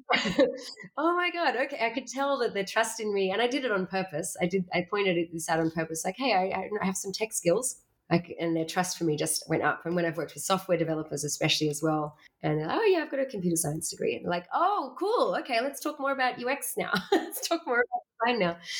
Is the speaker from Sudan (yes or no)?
no; Australia; moved away as an adult; now in Berlin, Germany; I was born in Australia